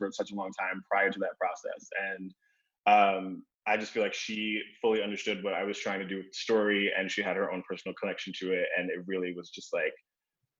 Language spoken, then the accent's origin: English; New York City, New York, United States; I grew up in Queens, New York, and I grew up on hip hop music